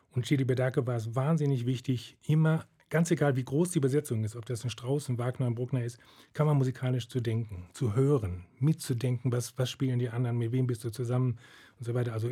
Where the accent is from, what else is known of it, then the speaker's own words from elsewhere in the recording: Detmold, North Rhine-Westphalia, Germany; now in Munich, Germany; Wir waren in Detmold, ich bin in Detmold aufgewachsen, dann dort zu studieren auch und dann eben in Wien und wieder nach Detmold. Und wie ich nach München gekommen bin, das war dann erst, als ich 32 war.